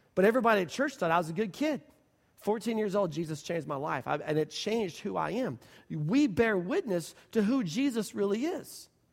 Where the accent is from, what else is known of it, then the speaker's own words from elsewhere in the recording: Oklahoma City, Oklahoma, United States; We're Oklahoma people. We're from Oklahoma City